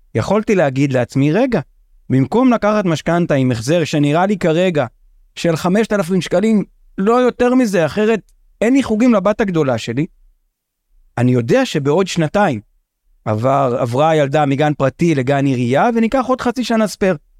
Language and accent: Hebrew; Israel; אני קיבוצניק. יצאתי מהקיבוץ בגיל קצת לפני 23